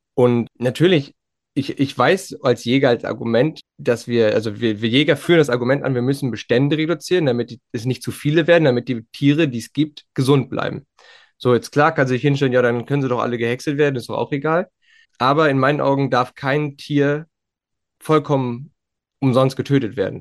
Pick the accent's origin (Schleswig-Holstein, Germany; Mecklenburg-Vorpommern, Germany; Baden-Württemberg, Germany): Mecklenburg-Vorpommern, Germany; Western Pomerania; bei uns in Vorpommern